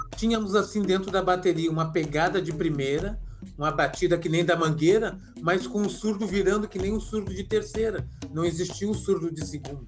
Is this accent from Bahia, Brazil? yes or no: no; Porto Alegre, Rio Grande do Sul, Brazil; now in Florianópolis, Brazil; Eu sou natural de Porto Alegre